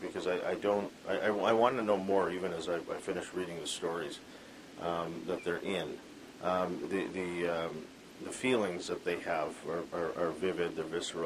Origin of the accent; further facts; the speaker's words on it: Vancouver, British Columbia, Canada; I grew up in Vancouver